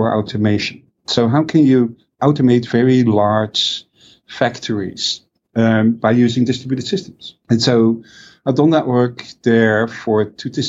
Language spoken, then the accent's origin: English; Netherlands; growing up in Europe, or at least in the Netherlands